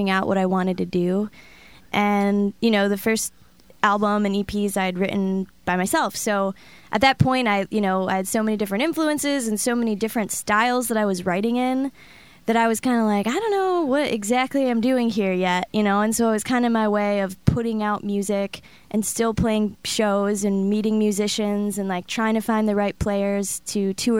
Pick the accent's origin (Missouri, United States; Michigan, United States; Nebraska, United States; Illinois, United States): Michigan, United States; Detroit; being from Detroit and growing up in that city